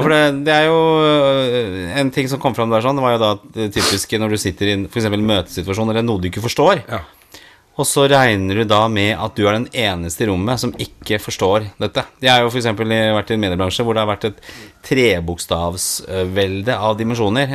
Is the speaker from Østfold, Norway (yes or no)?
no; Oslo, Norway; når jeg vokste opp eh, Jeg bodde i blokk hjemme på Torshov